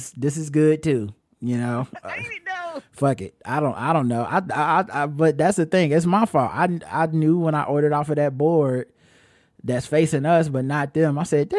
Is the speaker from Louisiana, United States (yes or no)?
no; Philadelphia, Pennsylvania, United States; Growing up in Philadelphia, I remember them being called grinders.